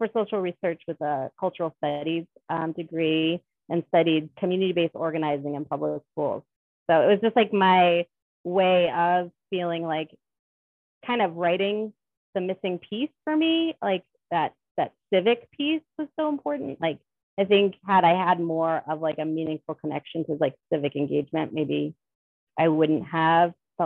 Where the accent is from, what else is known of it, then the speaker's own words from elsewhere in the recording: Rhode Island, United States; I grew up in Rhode Island